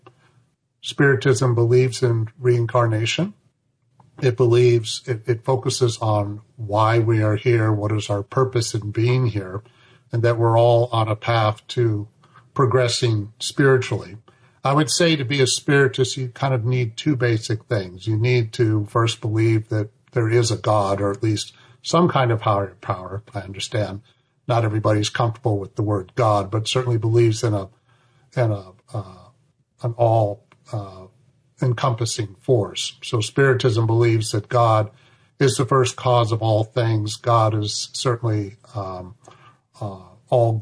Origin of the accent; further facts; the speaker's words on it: Berkeley, California, United States; I was born in Berkeley, California